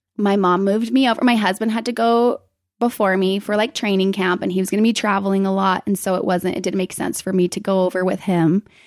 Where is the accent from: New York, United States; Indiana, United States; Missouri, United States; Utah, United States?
Utah, United States; Provo; moved away as an adult; also born or lived in Salt Lake City, Utah / Spain; I lived up here in Salt Lake until about kindergarten. And then we moved down to Provo.